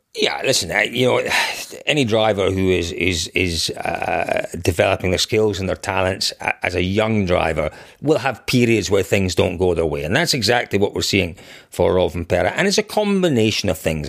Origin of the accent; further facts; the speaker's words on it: Scotland, United Kingdom; growing up in Scotland